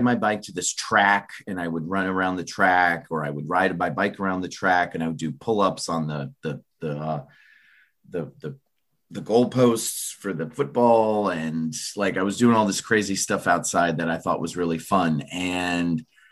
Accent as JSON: {"language": "English", "region": "Florida", "country": "United States", "tie": "born or raised there", "said": "I grew up in Florida"}